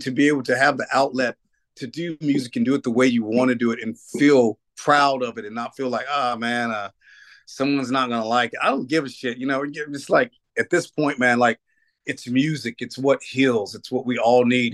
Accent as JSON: {"language": "English", "town": "Nashville", "region": "Tennessee", "country": "United States", "tie": "born or raised there", "moved": "yes", "said": "I grew, I grew up in Nashville"}